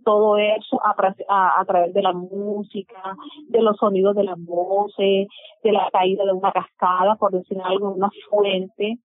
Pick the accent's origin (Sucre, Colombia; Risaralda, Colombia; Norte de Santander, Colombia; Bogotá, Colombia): Sucre, Colombia; Sincelejo; soy del departamento de Sucre, nací en el municipio de Cincelejo